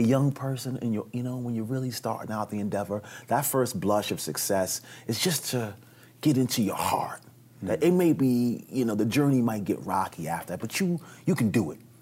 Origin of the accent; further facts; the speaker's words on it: New York City, New York, United States; moved away as an adult; also born or lived in California; I'm a New Yorker, born and raised